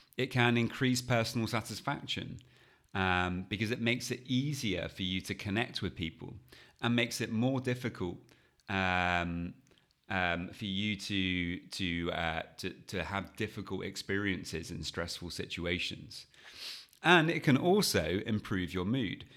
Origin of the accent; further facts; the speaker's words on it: United Kingdom; being British